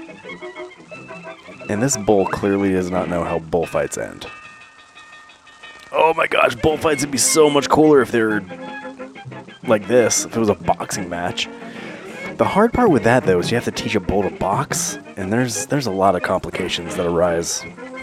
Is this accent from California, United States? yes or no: yes; San Diego, California, United States; growing up in San Diego.